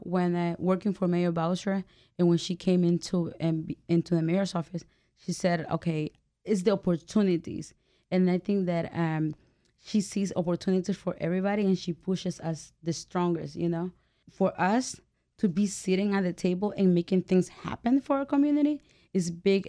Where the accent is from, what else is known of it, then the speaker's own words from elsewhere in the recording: El Salvador; now in United States; I'm from El Salvador